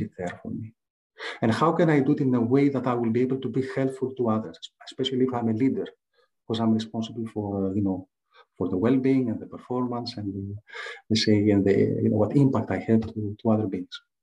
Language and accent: English; Greece; English is a second language; I was uh, born and raised in Greece. You can tell from my accent.